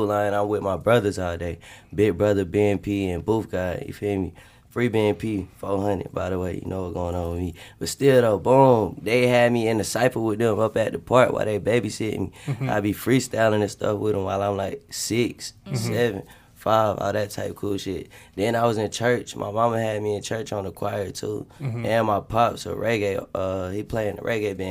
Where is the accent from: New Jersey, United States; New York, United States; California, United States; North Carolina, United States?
North Carolina, United States; Winston-Salem; I'm from Winston-Salem, North Carolina.